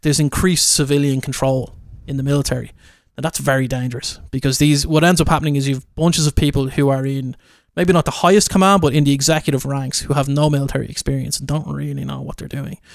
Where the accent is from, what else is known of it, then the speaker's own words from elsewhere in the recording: Ireland; I am an Irish guy